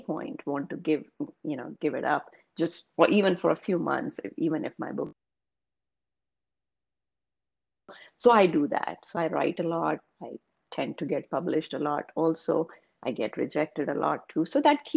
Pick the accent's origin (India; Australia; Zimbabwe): India; English is a second language; moved away as an adult; now in United States; I was born and raised in India